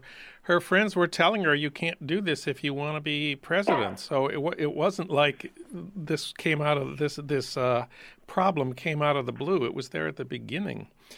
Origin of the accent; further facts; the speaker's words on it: Saint Paul, Minnesota, United States; That's news from my hometown of St. Paul that you won't get from Garrison Keillor.